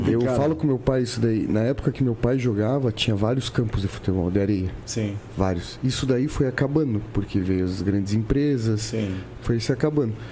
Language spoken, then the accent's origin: Portuguese; Paranaguá, Paraná, Brazil; born there; now in São Caetano do Sul, Brazil; nasci em Paranaguá, minha família daqui.